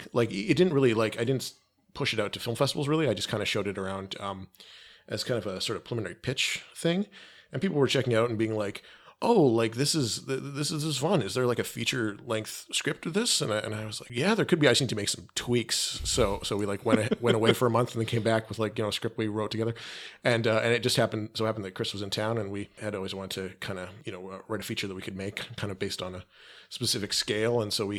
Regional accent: Calgary, Alberta, Canada; shot about an hour south of where I grew up in just outside of Calgary.

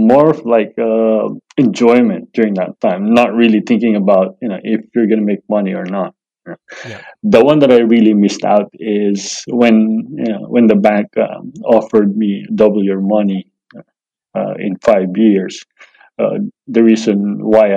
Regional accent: Manila, Metro Manila, Philippines; now in Australia; growing up in Manila, it's really good.

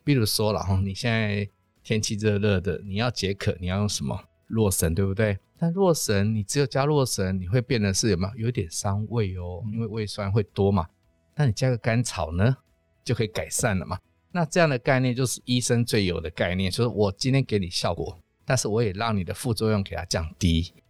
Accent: Taiwan; 我们台湾人做的最好的是检查

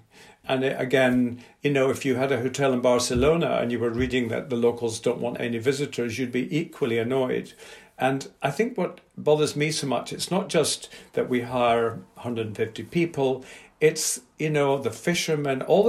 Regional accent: Scotland, United Kingdom; I'm Scottish.

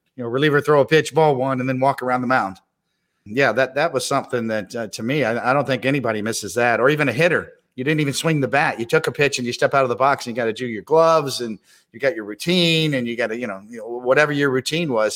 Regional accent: Kansas City, Missouri, United States; I grew up in Kansas City

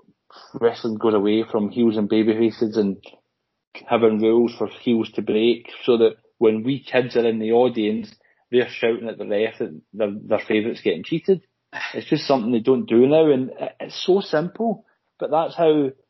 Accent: Scotland, United Kingdom; Kilmarnock, we're from Scotland

